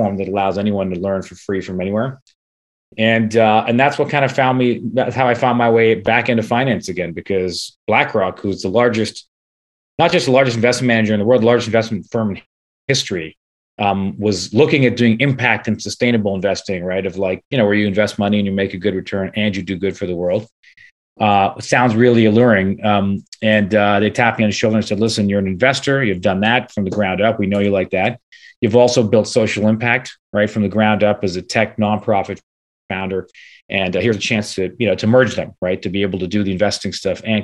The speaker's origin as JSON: {"language": "English", "town": "Toronto", "region": "Ontario", "country": "Canada", "tie": "born or raised there", "also_born_or_lived": "New York / California", "said": "I was born and raised in Toronto, Canada."}